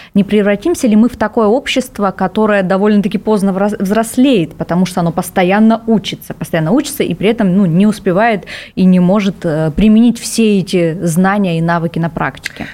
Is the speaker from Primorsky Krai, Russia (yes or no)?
yes; Vladivostok, Primorsky Krai, Russia; я, например, родилась во Владивостоке, меня этот город научил принимать быстро решения